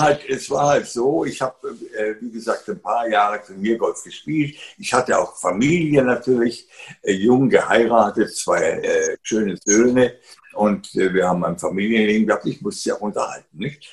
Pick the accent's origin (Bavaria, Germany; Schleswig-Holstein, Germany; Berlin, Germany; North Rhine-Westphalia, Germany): Bavaria, Germany; Garmisch-Partenkirchen; Ich bin ja im Süden aufgewachsen